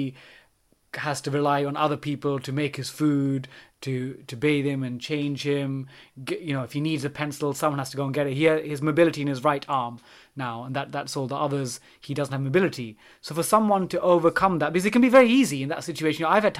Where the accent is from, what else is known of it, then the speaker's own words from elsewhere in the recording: East Ham, London, United Kingdom; We're from East Ham, but Davey supports Tottenham Hotspur. I support West Ham.